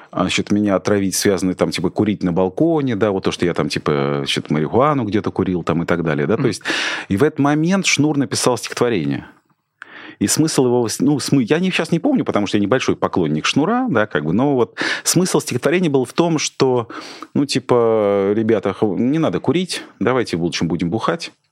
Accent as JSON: {"language": "Russian", "region": "Saint Petersburg", "country": "Russia", "said": "я из Петербурга, а Путин из КГБ"}